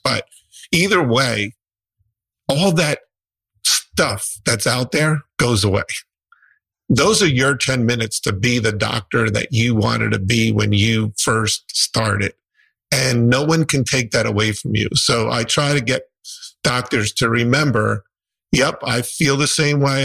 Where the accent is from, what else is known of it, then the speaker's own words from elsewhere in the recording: New Jersey, United States; I'm from New Jersey.